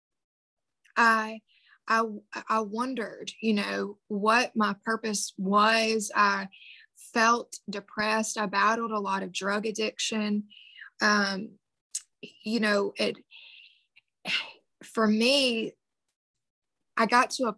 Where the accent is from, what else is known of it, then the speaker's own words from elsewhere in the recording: the Bible Belt, United States; I grew up in the Bible Belt